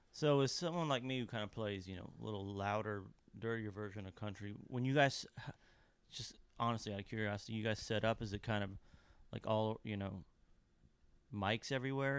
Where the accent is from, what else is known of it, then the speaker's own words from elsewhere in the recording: Lexington, Kentucky, United States; now in Nashville, United States; I grew up in the eighties in Kentucky